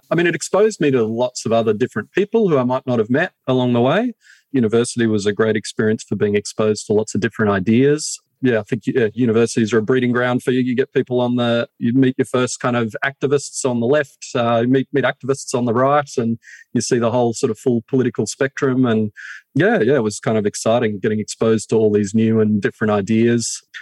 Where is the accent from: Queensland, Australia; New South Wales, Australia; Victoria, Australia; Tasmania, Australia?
New South Wales, Australia; Broken Hill; born there; also born or lived in Moranbah / Groote Eylandt; Yeah, well, I was, I was born in Broken Hill uh, in New South Wales, and where yeah, kind of BHP gets its uh, gets its name from.